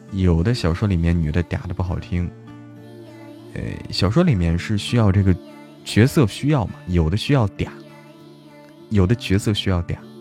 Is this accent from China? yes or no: yes; Hebei, China; 我是河北人